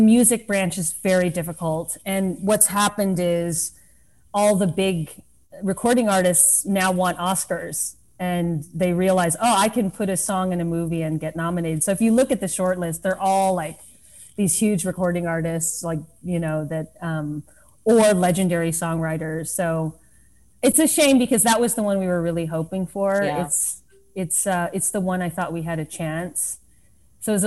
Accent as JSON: {"language": "English", "town": "Lubbock", "region": "Texas", "country": "United States", "tie": "born or raised there", "moved": "as an adult", "lives_now": "New York City, United States", "said": "growing up in Lubbock, Texas"}